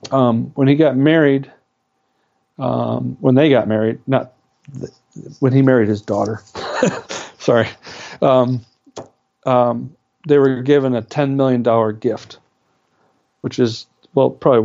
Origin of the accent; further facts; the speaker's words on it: Wisconsin, United States; I'm from Wisconsin